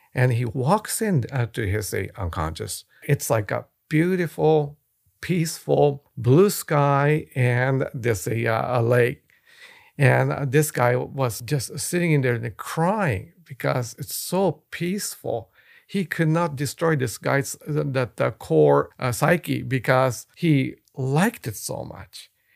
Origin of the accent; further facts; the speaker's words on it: Japan; moved away; I was born and raised in Japan. I speak the language.